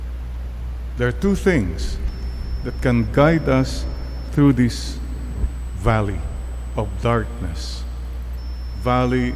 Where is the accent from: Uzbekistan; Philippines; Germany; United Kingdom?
Philippines; Bani, Ilocos Region; Growing up in Bani, Pangasinan, no electricity